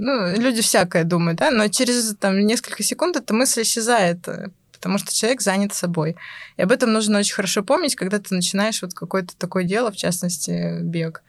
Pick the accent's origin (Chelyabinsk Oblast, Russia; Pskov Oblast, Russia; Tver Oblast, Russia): Pskov Oblast, Russia; Pskov; moved away as an adult; now in Moscow, Russia; сама я из Пскова